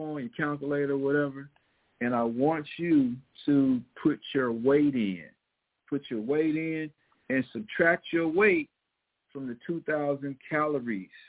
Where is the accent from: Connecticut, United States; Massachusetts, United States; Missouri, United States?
Missouri, United States; accent: Missouri; my Missouri accent